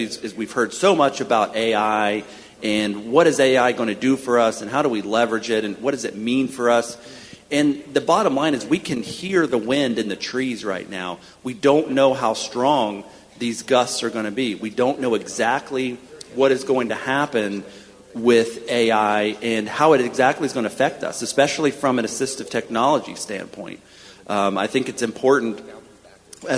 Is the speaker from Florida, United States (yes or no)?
yes; Florida panhandle, United States; moved away as an adult; also born or lived in Washington, D.C.; now in Kentucky, United States; I grew up in Florida, in the panhandle